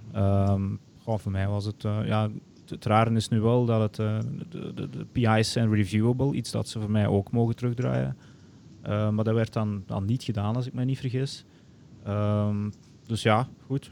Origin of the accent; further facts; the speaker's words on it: Antwerp Campine, Flanders, Belgium; also born or lived in Arkansas; afkomstig uit de Antwerpse Kempen, meer bepaald. Eh, ik woon in Mol